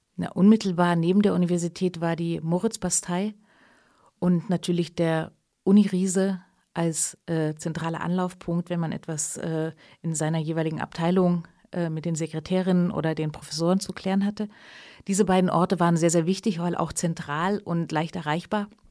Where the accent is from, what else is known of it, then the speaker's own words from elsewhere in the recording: East Germany, Germany; now in Leipzig, Germany; meine ostdeutsche Identität und mein ostdeutscher Hintergrund